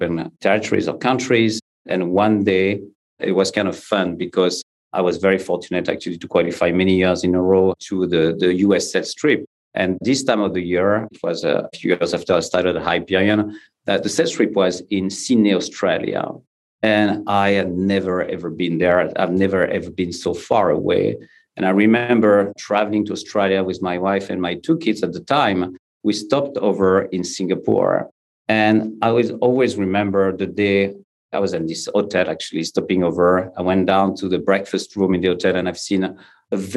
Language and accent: English; Paris, Île-de-France, France; English is a second language; I grew up actually in France, in Paris.